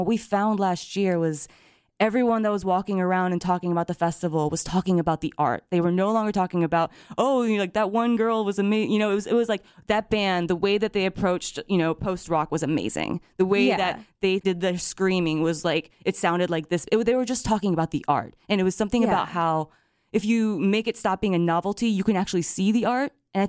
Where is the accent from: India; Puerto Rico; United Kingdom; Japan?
Japan; moved away as an adult; now in United States; And it was weird for me because when I was growing up in Japan, I was treated like you're like a foreigner the entire time, right?